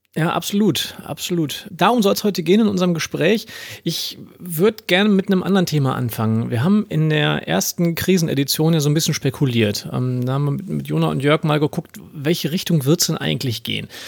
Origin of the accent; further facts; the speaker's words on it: Ruhr area, North Rhine-Westphalia, Germany; als Ruri